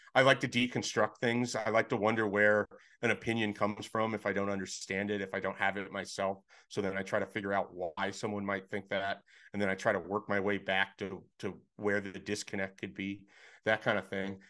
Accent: Nebraska, United States; I'm from Nebraska that I grew up

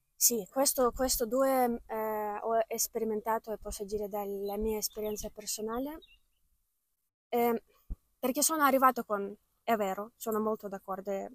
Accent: Ukraine; Italian is a second language; moved away as an adult; now in Italy; questa guerra che è iniziata nel mio paese

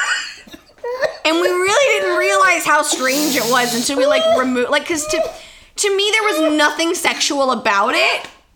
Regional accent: Santa Clarita, California, United States; that's like my hometown

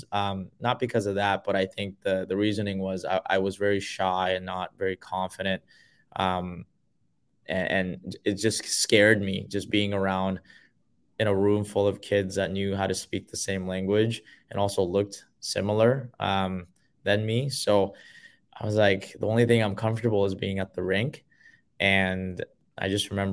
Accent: Vancouver, British Columbia, Canada; English is a second language; also born or lived in South Korea; when I moved over from Korea to Vancouver, you know, you go through a lot of those immigrant struggles, right?

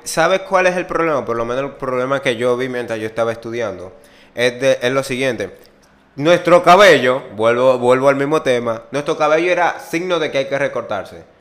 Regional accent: Dominican Republic; somos dominicanos

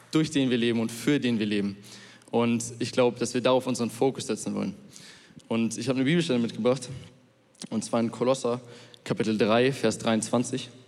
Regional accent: Munich, Bavaria, Germany; ich komme aus München und ähm, ich gehe noch in die Schule.

